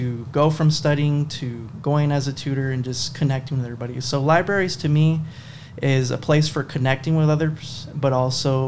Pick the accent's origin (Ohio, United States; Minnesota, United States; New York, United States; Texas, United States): Texas, United States; Marfa; I'm from Marfa, Texas, born and raised over there